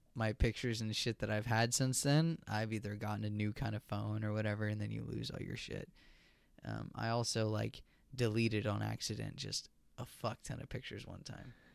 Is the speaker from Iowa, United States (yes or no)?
no; Virginia, United States; growing up in Virginia